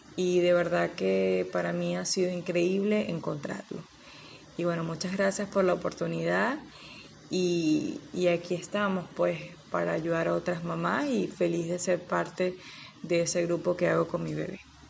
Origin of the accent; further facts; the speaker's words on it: Anaco, Anzoátegui, Venezuela; Soy de Anaco, estado Anzuategui, de nacionalidad venezolana